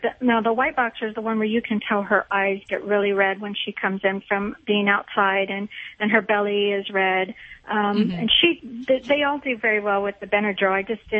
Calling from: San Antonio, Texas, United States; San Antonio, Texas.

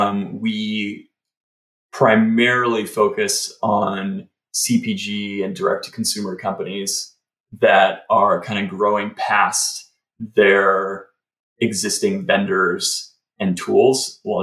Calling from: Kingston, New York, United States; I am near Kingston, New York, so just an hour and a half north of the city.

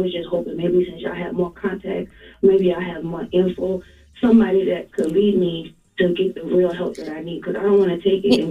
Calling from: Atlanta, Georgia, United States; I'm calling from Atlanta, Georgia.

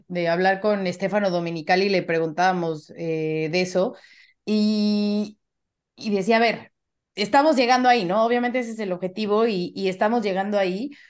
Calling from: Mexico City, Mexico; de la Ciudad de México

